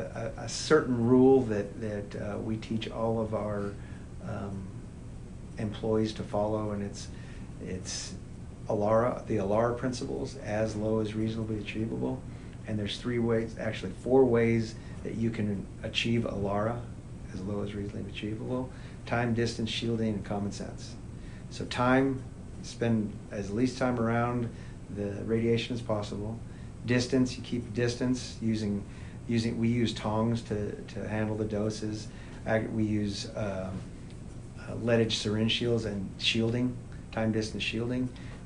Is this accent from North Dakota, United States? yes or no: no; New Mexico, United States; it's funny I'm from New Mexico.